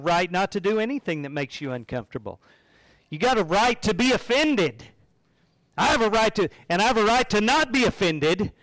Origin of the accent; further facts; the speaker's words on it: United States; I carry an American passport. And I have some rights as an American citizen.